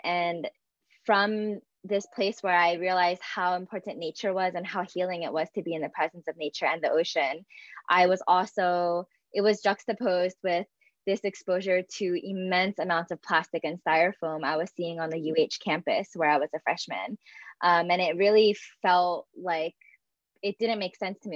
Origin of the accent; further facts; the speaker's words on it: Philadelphia, Pennsylvania, United States; I'm actually from Pennsylvania and I'm born and raised um, in kind of the greater Philadelphia area.